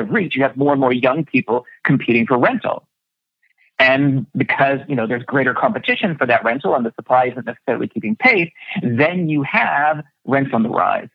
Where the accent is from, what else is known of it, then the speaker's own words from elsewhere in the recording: Canada; I was born in Canada